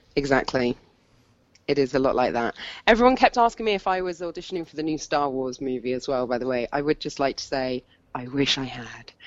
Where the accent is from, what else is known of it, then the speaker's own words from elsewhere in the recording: Hampshire, South East England, United Kingdom; moved away; where I grew up in Hampshire